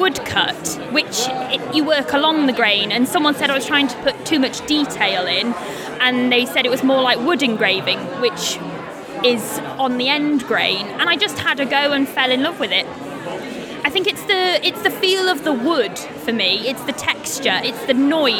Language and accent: English; Shrewsbury, West Midlands, United Kingdom; I feel so lucky, and to be in my hometown and have a piece of work that the whole town can see is really special.